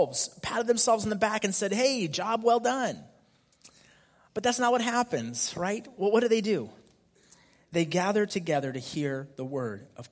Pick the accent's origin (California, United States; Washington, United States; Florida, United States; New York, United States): California, United States; Fremont; I grew up here in the Fremont area